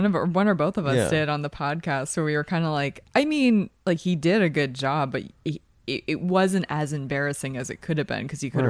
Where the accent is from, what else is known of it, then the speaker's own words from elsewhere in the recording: Philadelphia, Pennsylvania, United States; accent: Philadelphia; Like, my accent's watered down from Philly.